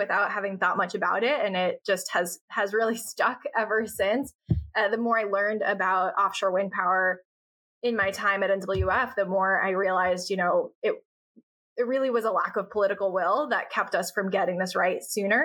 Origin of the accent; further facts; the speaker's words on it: Newburyport, Massachusetts, United States; also born or lived in Washington, D.C.; I grew up in Newburyport, Massachusetts, which is where I live today